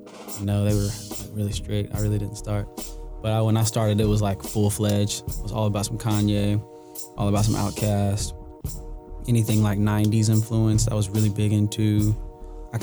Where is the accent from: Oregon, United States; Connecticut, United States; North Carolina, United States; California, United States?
North Carolina, United States; Winston-Salem; I'm from the Tray, Winston-Salem. Very, I guess, homegrown, kind of slow, hella older.